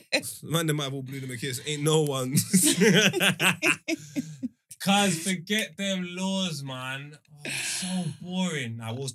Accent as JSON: {"language": "English", "region": "England", "country": "United Kingdom", "said": "I'm an English boy. And my whole world is England."}